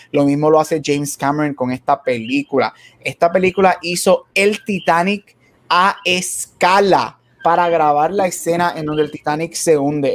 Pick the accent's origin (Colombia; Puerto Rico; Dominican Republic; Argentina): Puerto Rico; creciendo en Puerto Rico